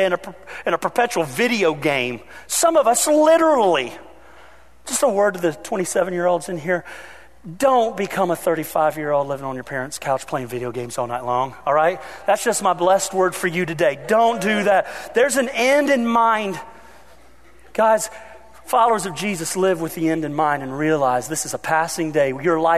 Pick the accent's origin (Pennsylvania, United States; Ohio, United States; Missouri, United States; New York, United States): Ohio, United States; I grew up in Ohio.